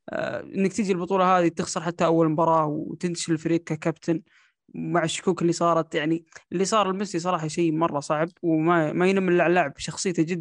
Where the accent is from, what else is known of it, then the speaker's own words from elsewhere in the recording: Saudi Arabia; اني انا كسعودي اشوف المباراه تقدم 2-1 على الارجنتين